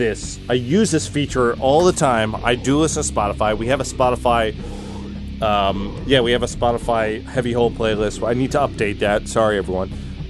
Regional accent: United States; I'm American.

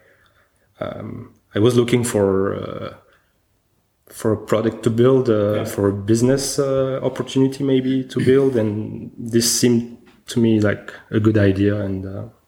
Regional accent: Bitche, Grand Est, France; moved away; also born or lived in Paris / Los Angeles / Bordeaux / Berlin; I grew up in France, close to the border of Germany, in a very little city called the Beach

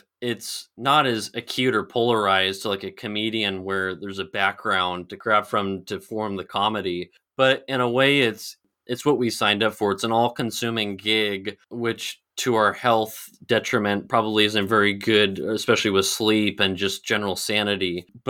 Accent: California, United States; I grew up in California, studied business law in Arizona, Arizona State, played water polo.

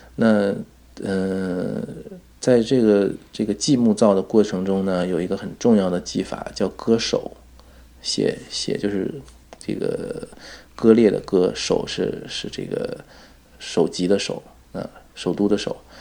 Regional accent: China; 因为我们是中国人，中文的文献你能读的比较多

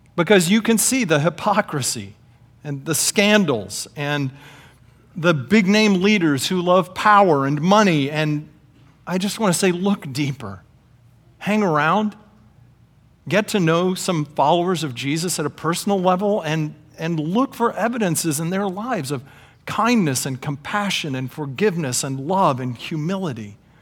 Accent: Oklahoma, United States; now in Indianapolis, United States; growing up in Oklahoma

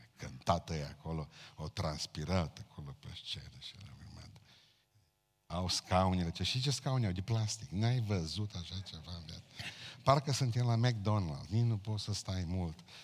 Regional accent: Romania; noi, ca români

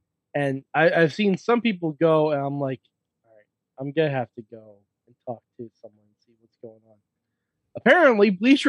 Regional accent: New York, United States; you know, we're from New York.

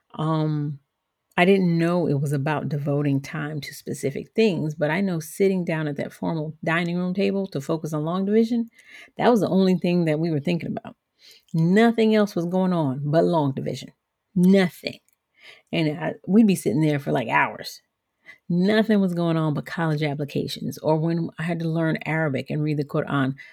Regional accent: Georgia, United States; also born or lived in Liberia; I grew up in Georgia, which is the southern part of the United States.

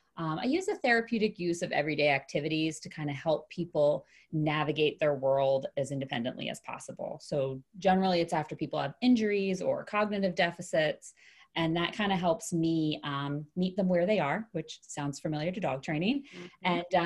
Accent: Kennett Square, Pennsylvania, United States; now in Philadelphia, United States; Yeah, outside of Philadelphia originally. So Kennett Square area. And then I've lived in Philly for the last 14 years.

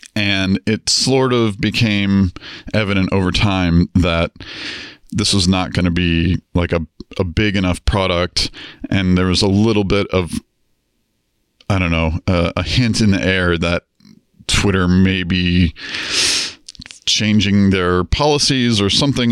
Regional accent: Atlanta, Georgia, United States; also born or lived in Florida; I was born in Atlanta, Georgia. Uh, grew up there, uh, moved to Florida for a while

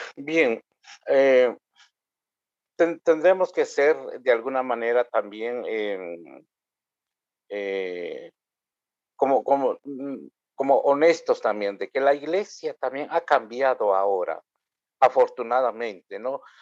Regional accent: Guatemala; first language K'iche'; Spanish is a second language; indígena maya quiché, y inicié las palabras con mi idioma materno, eh, eh bien, además de ello, eh, soy sacerdote anglicano ah, y vivo acá en Guatemala

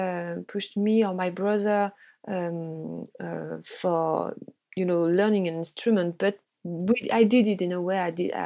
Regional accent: Brittany, France; Actually, I was living in the countryside, you know, in Brittany, in on the west coast of France. So I was really surrounded by nature, by water, and I had a really nice childhood

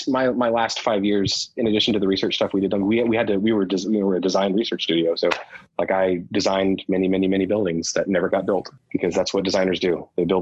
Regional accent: England, United Kingdom; And when I was a kid growing up in England, you know, we were on the Air Force base and I had just learned how to read.

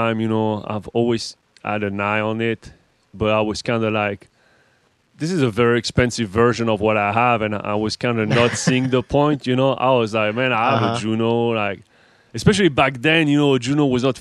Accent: Paris, Île-de-France, France; accent: French; English is a second language; moved away; I'm French, right? As you can hear, or not. I'm from Paris, born

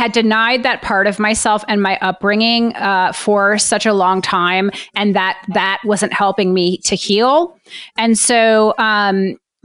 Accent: New Orleans, Louisiana, United States; I grew up in New Orleans too

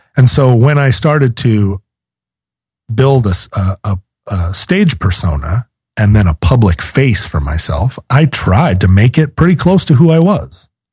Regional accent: Seattle, Washington, United States; I'm from Seattle

